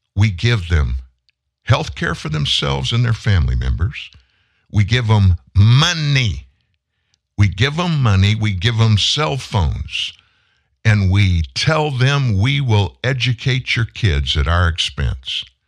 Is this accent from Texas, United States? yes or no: yes; Texas, United States; I'm from Texas. I live not far away from your border